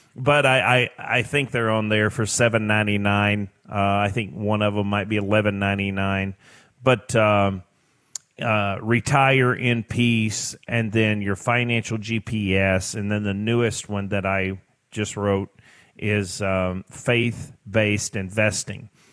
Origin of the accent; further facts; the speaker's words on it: Tennessee, United States; I grew up in Tennessee on a farm